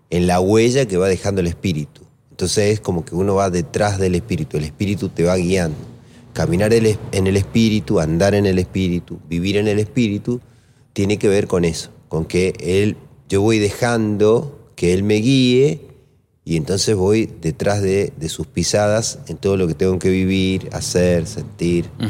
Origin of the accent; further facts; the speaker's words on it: Maipú, Mendoza, Argentina; moved away; also born or lived in Lomas de Zamora; Me crié en Mendoza, en Maipú, en Coquimbito